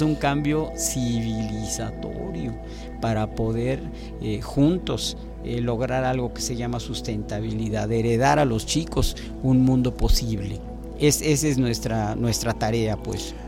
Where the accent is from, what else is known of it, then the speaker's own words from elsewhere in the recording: Mexico; also born or lived in Veracruz; como nacionales, como mexicanos